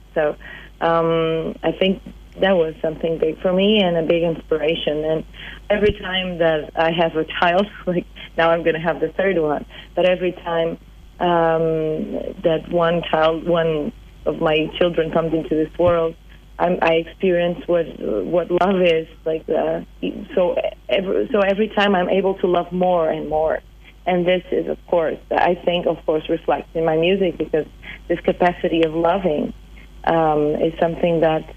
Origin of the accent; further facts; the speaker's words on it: Portugal; English is a second language; moved away as an adult; also born or lived in Boston, United States; when I moved back to Portugal